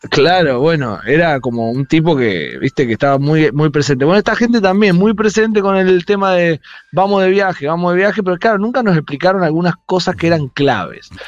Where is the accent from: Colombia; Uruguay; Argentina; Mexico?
Argentina